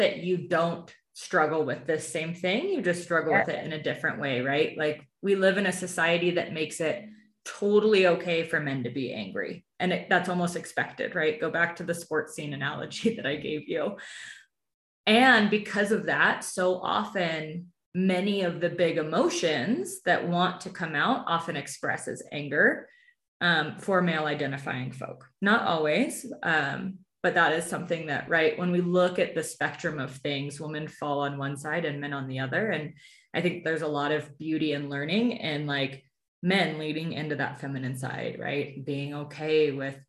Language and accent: English; California, United States; moved away as an adult; also born or lived in Santa Cruz, California; now in Denver, United States; I'm from California